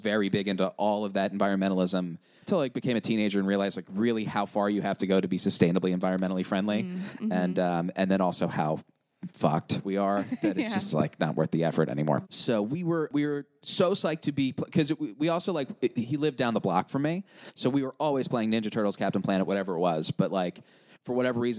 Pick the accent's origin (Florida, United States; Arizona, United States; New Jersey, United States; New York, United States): New York, United States; Long Island; moved away as an adult; now in Philadelphia, United States; We are from Long Island, so we are very much a trashy beach people